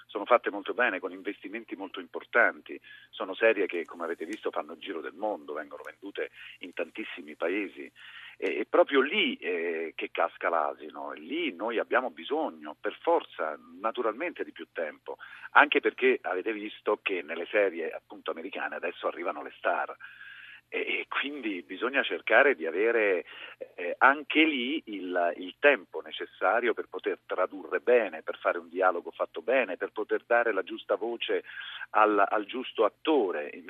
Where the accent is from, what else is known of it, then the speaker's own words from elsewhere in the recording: Rome, Lazio, Italy; la voce di Roma, la... De Ostia, perché io sono